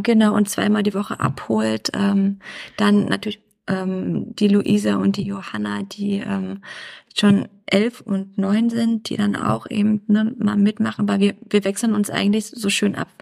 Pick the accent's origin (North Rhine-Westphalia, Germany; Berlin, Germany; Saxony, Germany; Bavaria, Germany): Berlin, Germany; Mein Ursprung ist Berlin